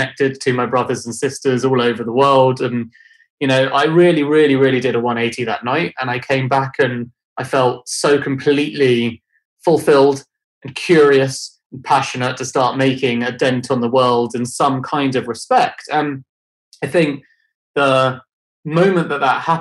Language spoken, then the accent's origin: English; London, United Kingdom; I grew up in London